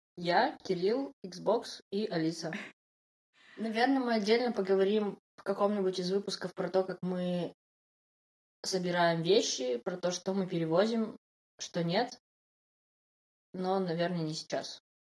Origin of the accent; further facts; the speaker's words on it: Yekaterinburg, Sverdlovsk Oblast, Russia; Я из Екатеринбурга